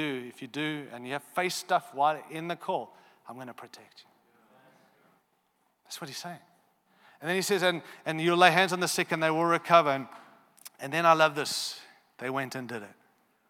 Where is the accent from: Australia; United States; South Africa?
Australia; but I am an Australian too, so I am silly